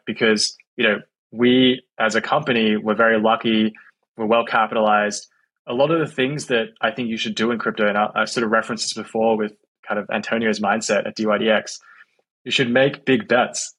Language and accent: English; Australia; moved away as an adult; also born or lived in San Francisco, United States; now in United States; I'm from Australia